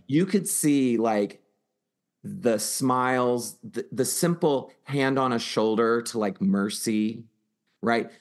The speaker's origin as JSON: {"language": "English", "town": "Houston", "region": "Texas", "country": "United States", "tie": "born or raised there", "said": "in Houston, right, my hometown"}